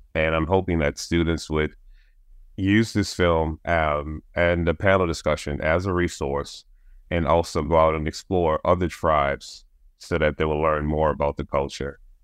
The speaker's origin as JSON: {"language": "English", "town": "New Orleans", "region": "Louisiana", "country": "United States", "tie": "born or raised there", "said": "I'm a native New Orleanian"}